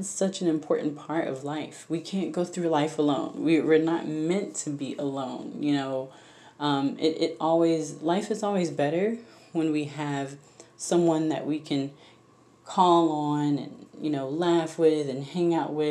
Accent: Jacksonville, Florida, United States; now in Orlando, United States; I grew up, born and raised in Florida, Jacksonville, Florida, to be exact.

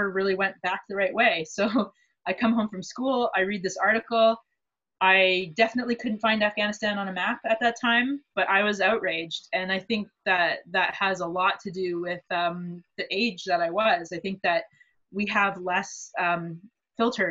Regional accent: Canada; being a Canadian person who sort of goes between East and West regularly

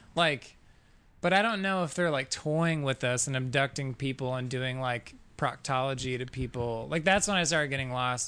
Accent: Fort Smith, Arkansas, United States; moved away as an adult; now in Colorado, United States; Northwest Arkansas. Fort Smith is where I was born

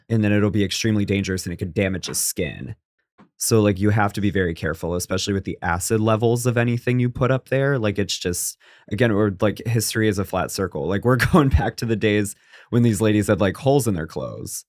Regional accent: New England, United States; I'm from New England

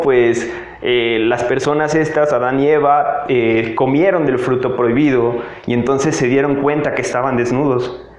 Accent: Tabasco, Mexico; moved away as an adult; now in Mexico City, Mexico; soy una persona que se fue a vivir al estado de Tabasco desde que estaba muy pequeño. tenía aproximadamente cuatro añitos y me fui a la ciudad de Tabasco. Estuve allá hasta los 18, 19 años

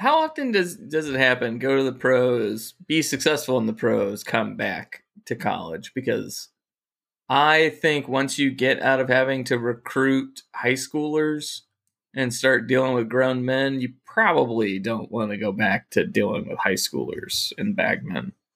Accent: United States; I'm an American born bred male

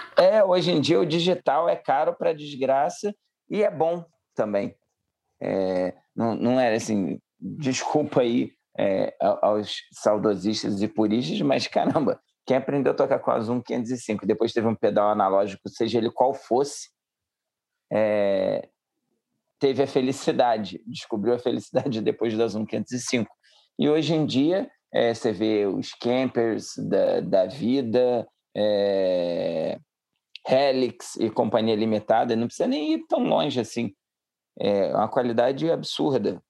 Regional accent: Rio de Janeiro, Brazil; accent: carioca; moved away; eles ouvem o sotaque e falam, ih, é carioca

